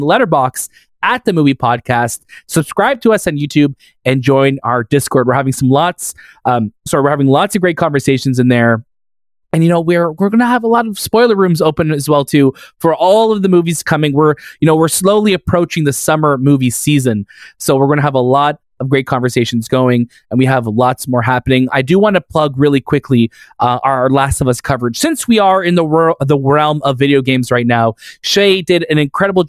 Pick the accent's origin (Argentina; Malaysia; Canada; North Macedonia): Canada; we're proudly Canadian over here